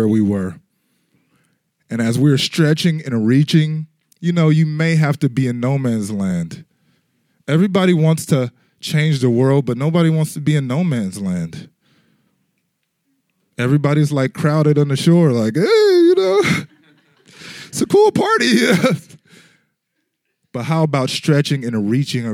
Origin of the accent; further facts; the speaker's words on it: Tulsa, Oklahoma, United States; I consider sort of to be my hometown. I grew up there partially as Tulsa, Oklahoma